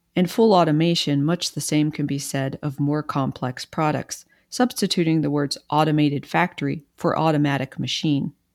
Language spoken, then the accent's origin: English; East Coast, United States; I'm from the East Coast